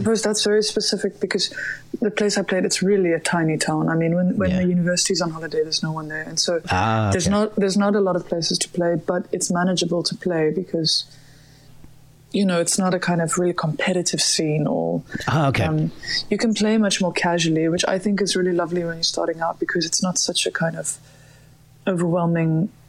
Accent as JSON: {"language": "English", "town": "Johannesburg", "region": "Gauteng", "country": "South Africa", "tie": "born or raised there", "said": "I grew up in Johannesburg, and there used to be a little guitar club every second week"}